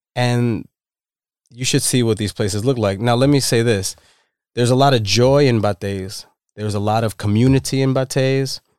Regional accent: New York City, New York, United States; also born or lived in Dominican Republic; Dominican immigrant, Bronx raised

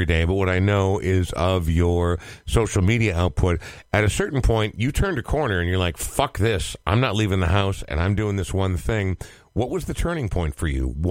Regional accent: Coon Rapids, Minnesota, United States; I grew up in Coon Rapids. For those listening who are not from Minnesota, it's like a third/fourth tier northern suburb.

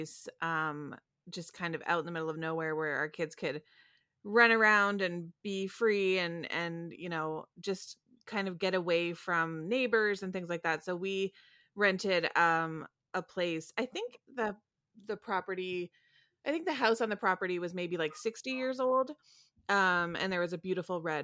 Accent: Sarnia, Ontario, Canada; I grew up in Sarnia, Ontario.

